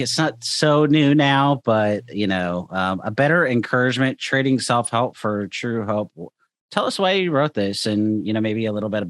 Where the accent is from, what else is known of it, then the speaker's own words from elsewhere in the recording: Pacific Northwest, United States; I'm just from the Pacific Northwest